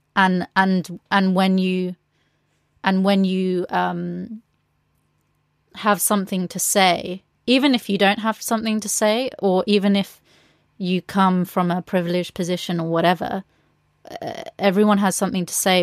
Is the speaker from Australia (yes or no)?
no; England, United Kingdom; being a Latina growing up in England